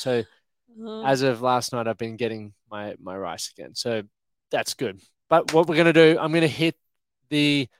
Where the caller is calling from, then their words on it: Sunshine Coast, Queensland, Australia; Sunshine Coast.